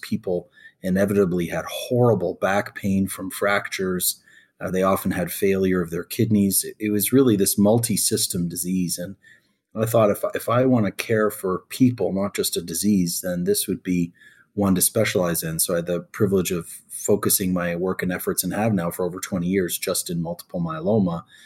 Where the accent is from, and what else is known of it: Canada; born or raised there; also born or lived in Egypt (parents); now in United States